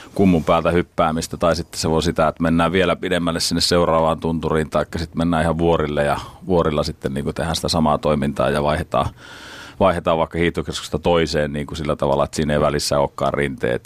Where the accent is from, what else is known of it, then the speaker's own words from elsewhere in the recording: Finland; me ollaan Suomesta